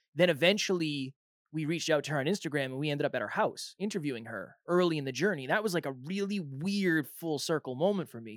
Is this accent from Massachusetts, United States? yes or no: yes; Massachusetts, United States; now in New Hampshire, United States; I was born and raised in Massachusetts